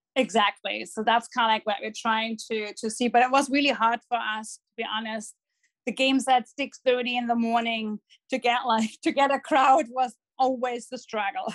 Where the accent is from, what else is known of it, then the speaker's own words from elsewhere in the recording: Dortmund, North Rhine-Westphalia, Germany; accent: German; English is a second language; moved away as an adult; now in Los Angeles, United States; I'm born and raised in Dortmund.